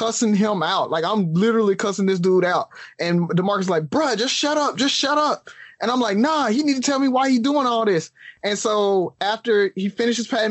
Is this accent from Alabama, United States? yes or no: yes; Alabama, United States; growing up in the South